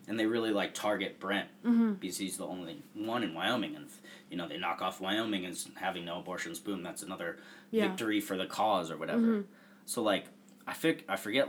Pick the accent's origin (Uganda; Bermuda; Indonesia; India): Bermuda; moved away; also born or lived in New York; growing up in Bermuda